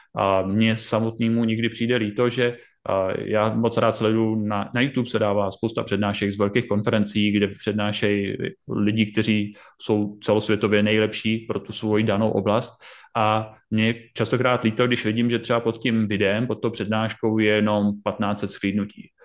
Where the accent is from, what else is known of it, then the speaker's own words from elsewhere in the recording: Brno, South Moravian Region, Czechia; u nás v Brně Masarykova univerzita